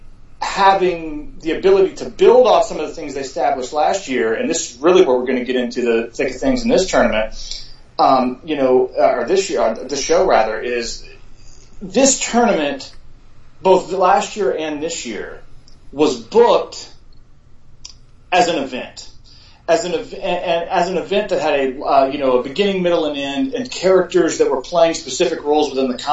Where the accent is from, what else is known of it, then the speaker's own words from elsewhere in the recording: Charleston, South Carolina, United States; also born or lived in Chattanooga, Tennessee; I've lived virtually my entire life in Charleston, I was born in Chattanooga